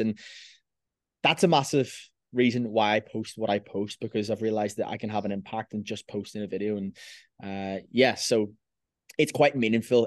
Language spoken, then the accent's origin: English; Belfast, Northern Ireland, United Kingdom; I'm from Belfast.